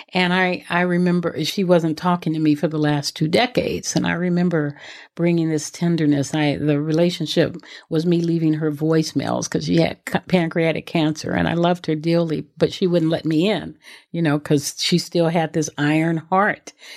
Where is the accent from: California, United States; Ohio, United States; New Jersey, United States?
California, United States; Los Angeles; I grew up in South Central Los Angeles